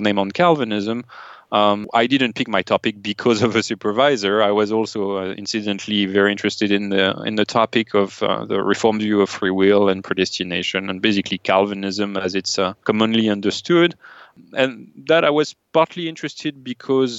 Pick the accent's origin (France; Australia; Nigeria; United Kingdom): France; moved away as an adult; now in United States; I grew up in France as an atheist